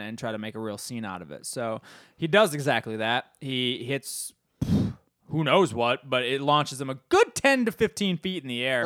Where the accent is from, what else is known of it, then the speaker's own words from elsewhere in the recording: Midwest, United States; We're from the Midwest